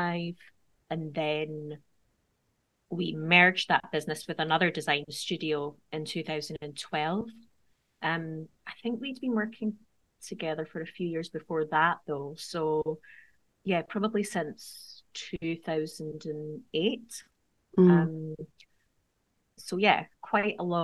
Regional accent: Edinburgh, Scotland, United Kingdom; moved away as an adult; now in Scottish Borders, United Kingdom; I've also recently moved from my hometown of Edinburgh to the Scottish borders

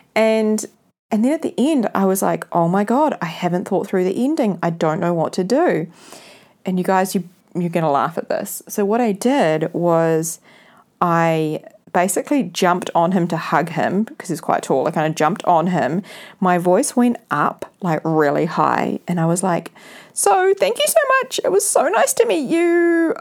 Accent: New Zealand; spending summer here in New Zealand in my hometown

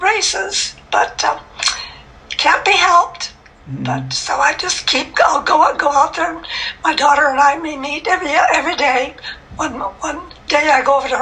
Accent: Minnesota, United States; now in Atlanta, United States; I'm from Minnesota.

